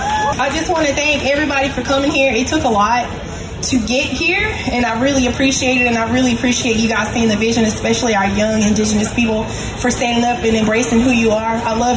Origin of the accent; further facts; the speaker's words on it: North Carolina, United States; So, you guys mostly know me as … I'm from North Carolina.